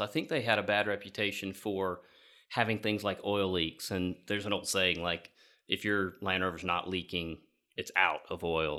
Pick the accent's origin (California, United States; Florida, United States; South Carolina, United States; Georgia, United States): Georgia, United States; Growing up in Georgia, uh, hunting on our property down there